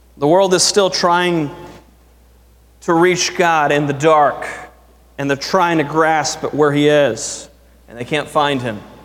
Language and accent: English; United States; I am proud to be an American